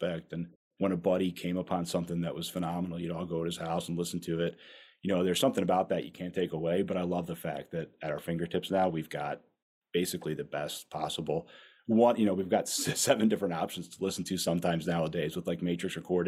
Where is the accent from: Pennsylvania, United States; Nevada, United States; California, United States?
Pennsylvania, United States; outside Philadelphia; I grew up outside Philadelphia